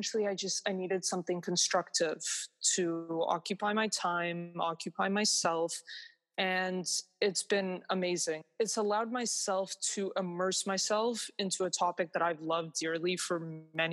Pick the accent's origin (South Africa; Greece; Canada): Canada; Toronto, Ontario; I was born and raised in Toronto